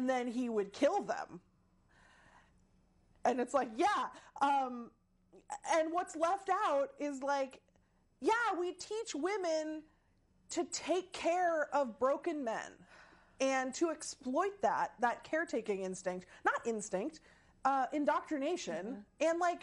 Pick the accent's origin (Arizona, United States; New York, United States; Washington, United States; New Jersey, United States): Washington, United States; Seattle; I'm from Seattle.